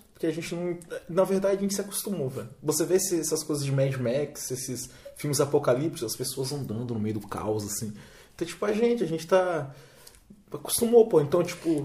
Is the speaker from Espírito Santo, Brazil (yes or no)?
yes; Vitória, Espírito Santo, Brazil; nós somos de Vitória